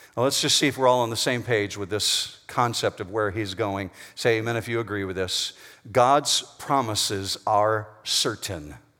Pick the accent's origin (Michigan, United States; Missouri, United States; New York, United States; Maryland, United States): Michigan, United States; Whitehall; As a teenager, I grew up in Whitehall, Michigan, which is over on the west side of Michigan